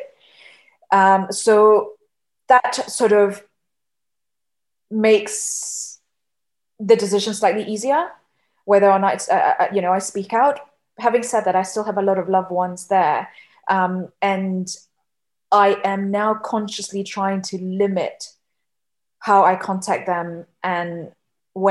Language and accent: English; Yangon, Yangon Region, Myanmar; moved away; growing up in Yangon, Myanmar